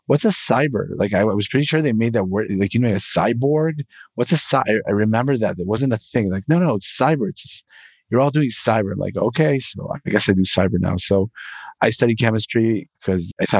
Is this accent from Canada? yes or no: no; Israel; I'm from Israel